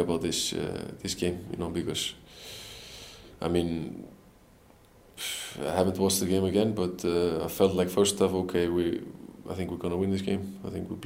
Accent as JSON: {"language": "English", "town": "Selfoss", "region": "Southern Region", "country": "Iceland", "tie": "born or raised there", "moved": "yes", "said": "Selfoss, my hometown club"}